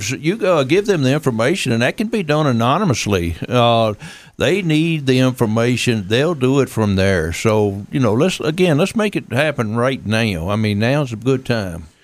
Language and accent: English; New York City, New York, United States; I, uh, I actually I was born and raised in New York City.